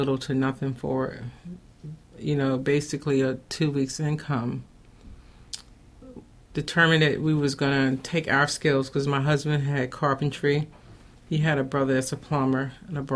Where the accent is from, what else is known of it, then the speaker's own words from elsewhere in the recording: North Carolina, United States; moved away as an adult; also born or lived in New Jersey / Charlotte; now in Baltimore, United States; originally, I'm from North Carolina